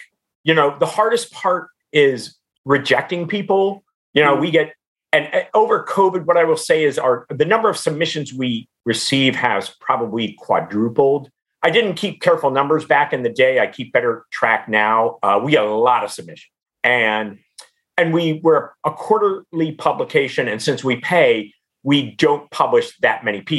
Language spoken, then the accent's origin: English; Cincinnati, Ohio, United States; I grew up in Cincinnati